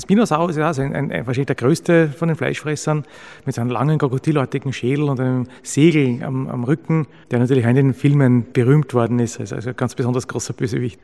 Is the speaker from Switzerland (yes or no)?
no; Austria; in der Gegend, wo ich aufgewachsen bin, so wie fast überall in Österreich